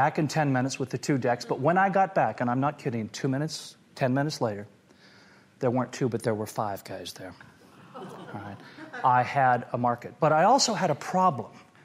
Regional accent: Portland, Oregon, United States; I grew up in Portland, Oregon

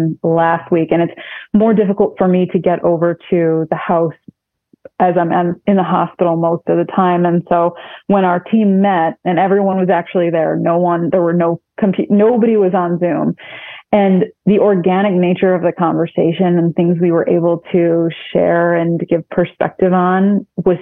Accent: Syracuse, New York, United States; now in Rochester, United States; I grew up in Syracuse

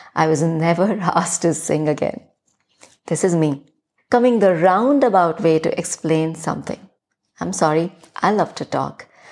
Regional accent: Chhattisgarh, India; accent: thick Hindi influenced; first language Hindi; English is a second language; this almost Chhattisgarhi girl

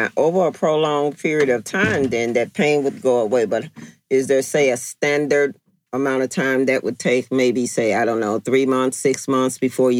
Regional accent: Chicago, Illinois, United States; you said you're originally from New York and I'm originally from Chicago.

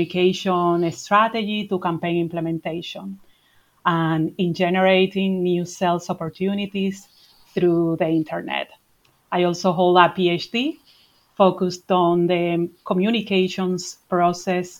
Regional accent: Dominican Republic; also born or lived in Madrid, Spain; now in Ireland; I'm originally from the Dominican Republic

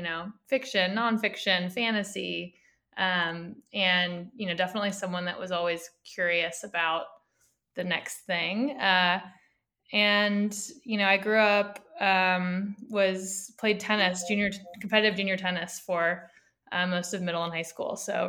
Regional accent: near Stanford University, Northern California, United States; I grew up in Northern California, so about an hour south of San Francisco near Stanford University.

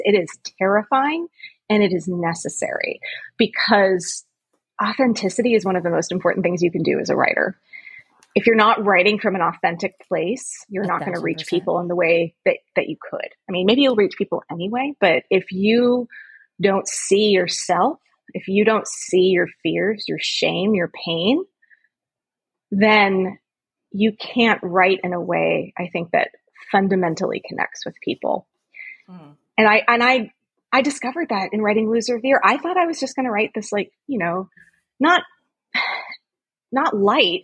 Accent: Los Angeles, California, United States; now in Philadelphia, United States; I grew up in Los Angeles, a very liberal area

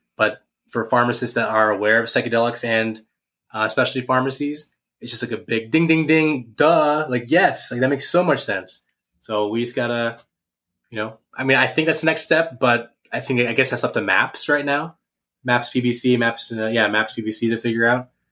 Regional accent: Ada, Ohio, United States; moved away; my hometown in Ada, Ohio

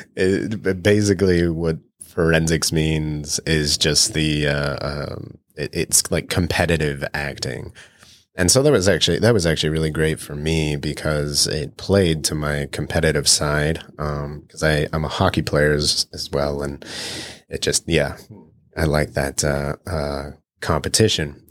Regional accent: Colorado, United States; I was born in Colorado

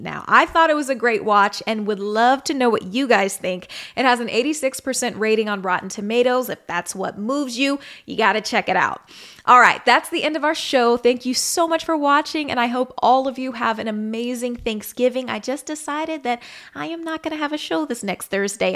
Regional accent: Missouri, United States; my hometown state, Missouri

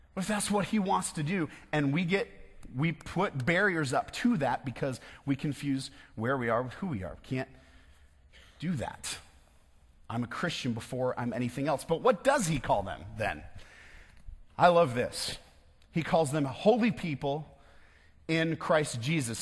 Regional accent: West Michigan, United States; I'm from West Michigan.

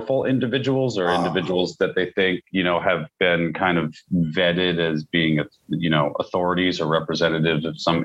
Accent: Pittsburgh, Pennsylvania, United States; now in Philadelphia, United States; when I was growing up in Pittsburgh

